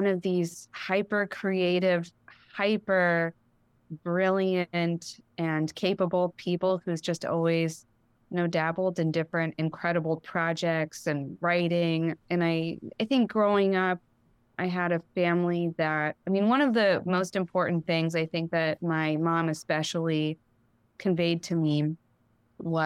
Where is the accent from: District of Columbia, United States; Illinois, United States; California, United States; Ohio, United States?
California, United States; Los Angeles; moved away; also born or lived in New Haven, Connecticut; I grew up in Los Angeles. Mm-hmm. I'm from LA originally